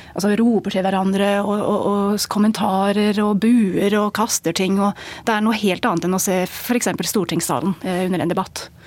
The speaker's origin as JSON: {"language": "Norwegian", "region": "England", "country": "United Kingdom", "tie": "born or raised there", "moved": "as an adult", "lives_now": "Norway", "said": "Jeg har bodd i Norge i 14 år. Og jeg er engelsk, oppvokst i England"}